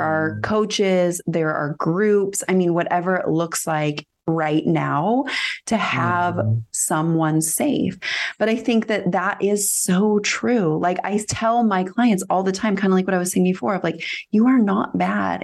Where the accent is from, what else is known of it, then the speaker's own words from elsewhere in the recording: Northern California, United States; i live in my hometown